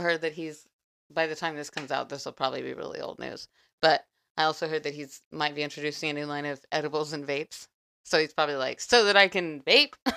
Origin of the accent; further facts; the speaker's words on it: Texas, United States; now in Florida, United States; I'm Texan